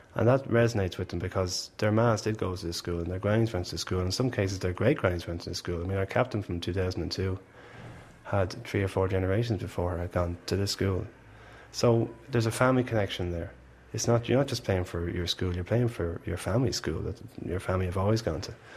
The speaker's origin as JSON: {"language": "English", "town": "Malahide", "region": "Leinster", "country": "Ireland", "said": "I'm from Malahide"}